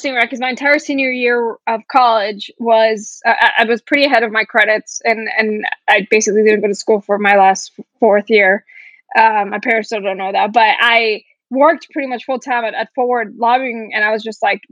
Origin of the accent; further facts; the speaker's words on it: Florida, United States; moved away as an adult; now in California, United States; I grew up in Florida, moved out here